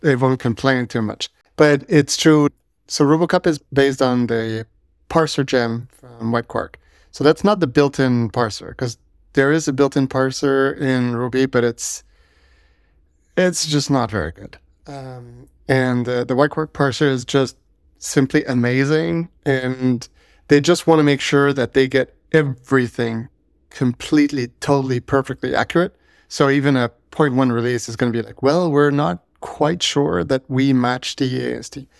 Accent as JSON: {"language": "English", "country": "Canada", "said": "I'm French Canadian"}